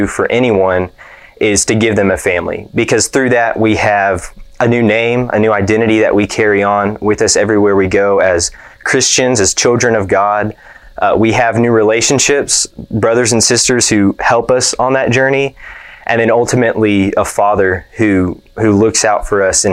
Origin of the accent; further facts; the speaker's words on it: Deer Park, Texas, United States; moved away; I'm from Deer Park, Texas, just outside of Houston. And all my family, I was born and raised there